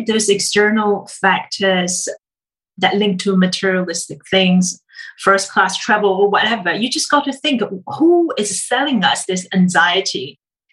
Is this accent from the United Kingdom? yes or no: no; China; moved away; growing up in China